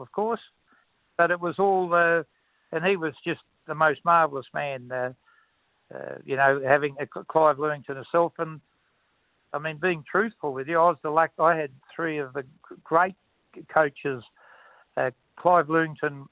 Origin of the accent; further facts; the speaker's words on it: Dowerin, Western Australia, Australia; also born or lived in Mundaring; I was brought up in Dowran